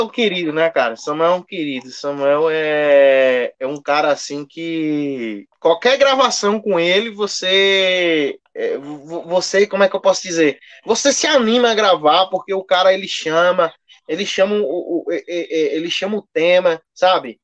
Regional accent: Garanhuns, Pernambuco, Brazil; also born or lived in Joaquim Nabuco, Pernambuco / São Paulo; eu nasci aqui em Joaquim Nabuco, Pernambuco, Mata Sul de Pernambuco, mas morei um tempo em São Paulo, quando era bem mais novo, bem, bem, bem criança, bem bebê mesmo. E muito mais tempo da minha vida morei em Garanhuns, Pernambuco

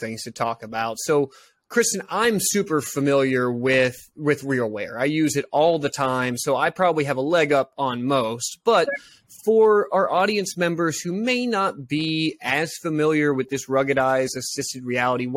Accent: Texas, United States; I'm from Texas

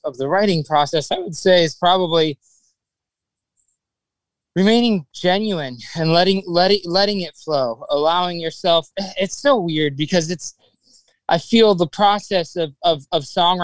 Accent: South Florida, United States; growing up in South Florida, you know, there's just, it's a melting pot of culture

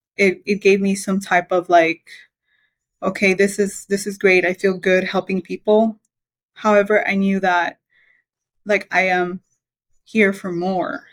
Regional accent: Belize; moved away; I was born in Belize. It's a small little country in Central America

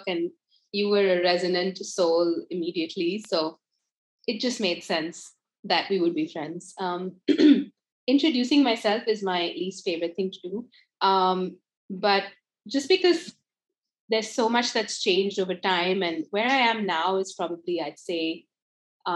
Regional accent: India; moved away as an adult; also born or lived in United States; I grew up in India, studied and lived in the US for about 10 years and worked there

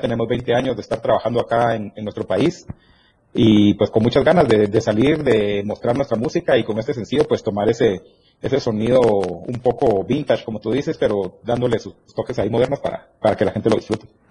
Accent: Petén, Guatemala; now in Guatemala City, Guatemala; Somos del norte del país. Somos de Petén, pero ya radicamos todos en la ciudad.

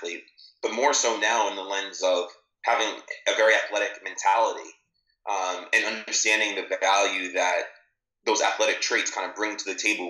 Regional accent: New Jersey, United States; I grew up in New Jersey

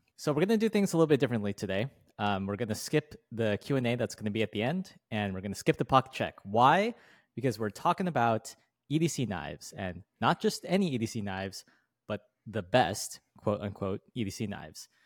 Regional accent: United States; as an American

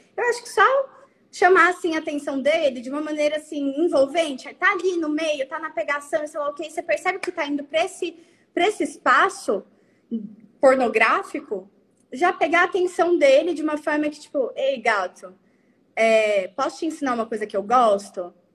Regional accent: Araguaína, Tocantins, Brazil; somos de Araguaína, Tocantins, entendeu? Interior de Tocantins, não é nem a capital.

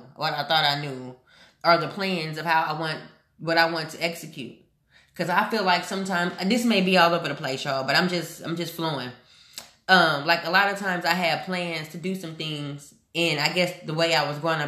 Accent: Houston, Texas, United States; moved away as an adult; also born or lived in Omaha, Nebraska; when I left Houston last year

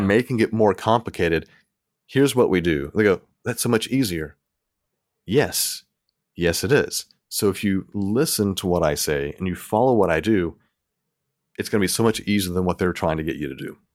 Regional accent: Tennessee, United States; moved away as an adult; also born or lived in Mississippi; now in Texas, United States; I grew up in Tennessee

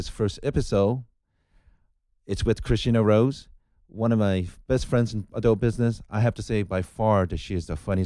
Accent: Japan; moved away as an adult; now in Los Angeles, United States; My background is I'm originally from Japan.

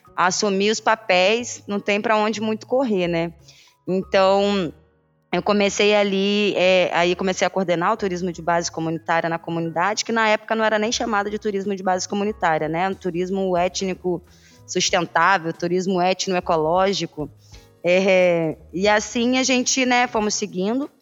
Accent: Paraty, Rio de Janeiro, Brazil; sou quilombola, nascida e criada no Quilombo Campinho da Independência

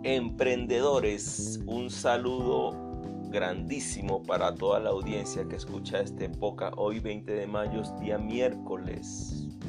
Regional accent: Venezuela; soy venezolano

